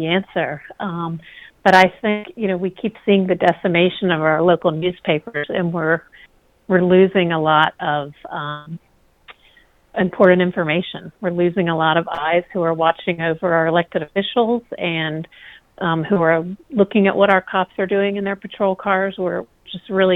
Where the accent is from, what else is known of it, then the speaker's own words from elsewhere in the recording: the South, United States; I'm from the South